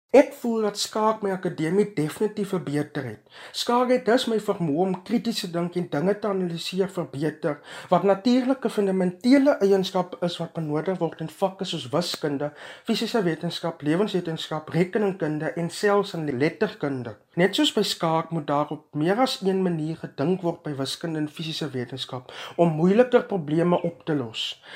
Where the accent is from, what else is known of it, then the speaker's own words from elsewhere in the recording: Graaff-Reinet, Eastern Cape, South Africa; Ek is van Gaffrenet en het my skoolloopbaan by Hoërskool vol 2222